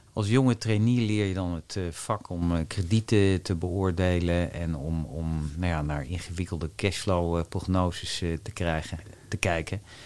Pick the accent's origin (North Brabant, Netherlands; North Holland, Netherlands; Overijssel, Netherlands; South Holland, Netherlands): South Holland, Netherlands; Wassenaar; also born or lived in Amsterdam; En daar heb ik mijn jeugd doorgebracht. En ja, in het groene, rustige nou ja, Wassenaar